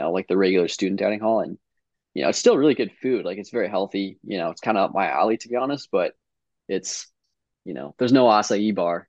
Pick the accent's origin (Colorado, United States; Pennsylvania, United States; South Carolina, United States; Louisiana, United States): Colorado, United States; Evergreen; also born or lived in Highlands Ranch, Colorado; now in Stanford, United States; I grew up in Evergreen